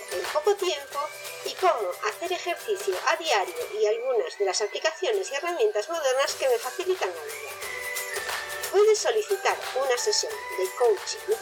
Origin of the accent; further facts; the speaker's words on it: Galicia, Spain; El grelo es una verdura que por su sabor me encanta, por mi origen, que soy gallega, es muy habitual en mi casa